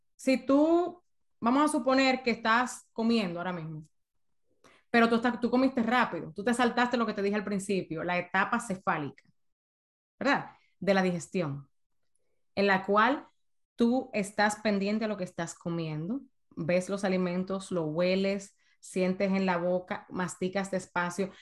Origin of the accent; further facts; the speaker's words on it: San Cristóbal, Dominican Republic; moved away as an adult; now in United States; yo estudiaba en una escuela privada muy buena en, en San Cristóbal, de donde yo soy en República Dominicana